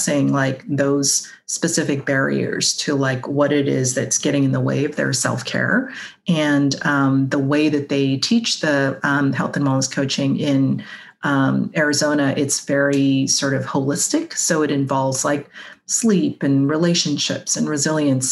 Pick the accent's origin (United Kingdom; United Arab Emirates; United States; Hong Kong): Hong Kong; moved away as an adult; I grew up in Hong Kong